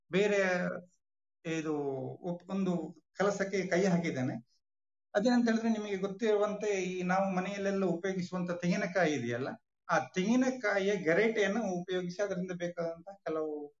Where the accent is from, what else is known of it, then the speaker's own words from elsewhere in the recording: Tekkar village, Belthangady taluk, Karnataka, India; ನಾನು ಹುಟ್ಟಿದ್ದು ಎಲ್ಲ ಇದೇ ನಮ್ಮ ತೆಕ್ಕಾರ ಗ್ರಾಮದ ನೈತರ್ಕದಲ್ಲಿ